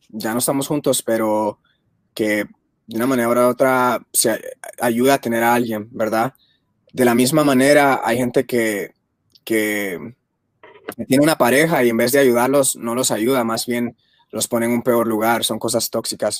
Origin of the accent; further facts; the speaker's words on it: Guatemala; yo soy de Guatemala